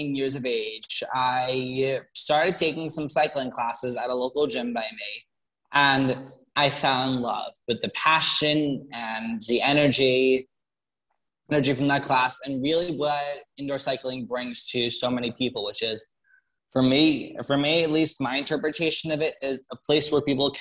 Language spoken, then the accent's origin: English; Long Island, New York, United States; moved away as an adult; now in Bronx, United States; I'm originally from Long Island, but I'm living in the Bronx now for school.